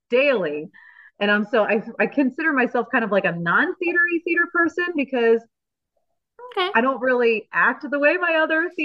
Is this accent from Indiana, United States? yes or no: no; New Jersey, United States; moved away as an adult; also born or lived in Reno, Nevada; now in Pennsylvania, United States; We grew up in New Jersey, the two of us, and our family's close